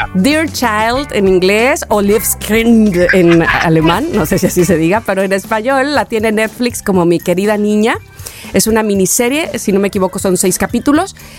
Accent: Mexico; como mexicanos

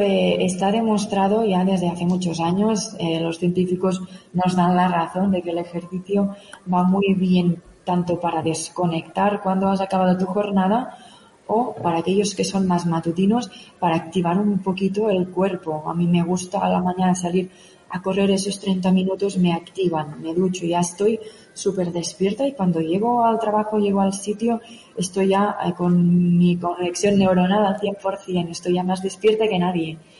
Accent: Òdena, Catalonia, Spain; moved away as an adult; now in Pyrenees, Spain; soy originaria de Odena, de cerca de Igualada, y es allí donde empecé un poquito todo

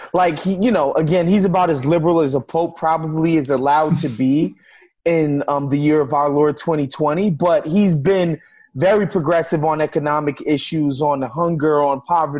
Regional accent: New York City, New York, United States; growing up in New York City and going to Catholic schools my whole life

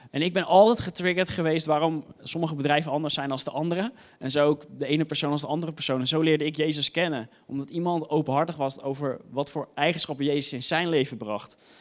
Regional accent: Hoofddorp, North Holland, Netherlands; ik kwam uit Hoofddorp

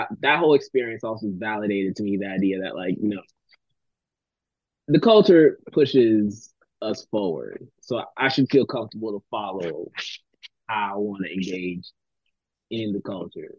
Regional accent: Miami, Florida, United States; moved away as an adult; now in Taiwan; I was from Miami, Florida, and mind you, 18 years there

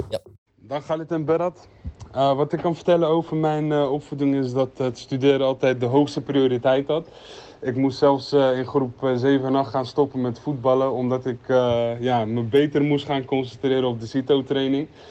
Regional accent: Netherlands; ik als Nederlander, dus ik ben geboren in Nederland

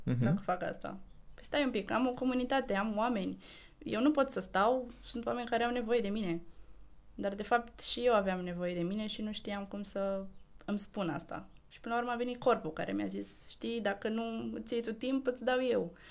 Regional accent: Tulcea, Tulcea County, Romania; now in Bucharest, Romania; Eu sunt din Tulcea.

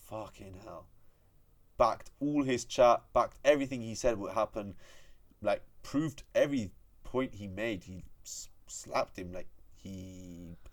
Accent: United Kingdom; Like, I'm I'm British

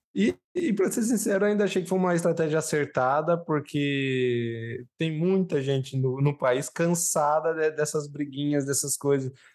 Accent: Brazil; eu, como brasileiro

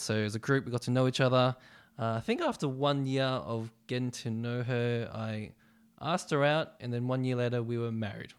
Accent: Melbourne, Victoria, Australia; I was born in Melbourne and I grew up in Melbourne. Um, bit of a Westie, so I grew up in the western suburbs of Melbourne

